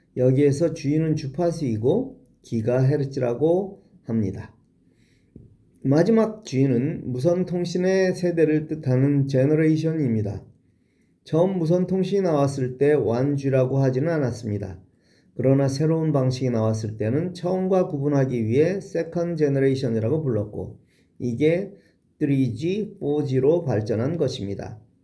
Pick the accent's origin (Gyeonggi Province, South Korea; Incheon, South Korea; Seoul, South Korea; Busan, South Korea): Seoul, South Korea; 어릴 적 종로구와 서대문구에 살았고 중고등학교는 은평구에 있는 학교에 다녔습니다